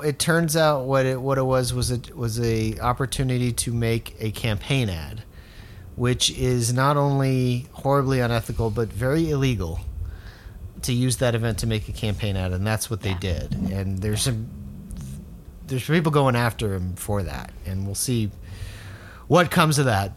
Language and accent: English; South Florida, United States; South Florida, where I'm from